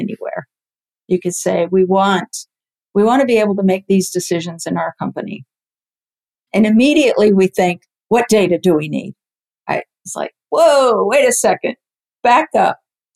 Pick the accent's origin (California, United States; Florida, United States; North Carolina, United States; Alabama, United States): Florida, United States; near the Cape; I grew up near the Cape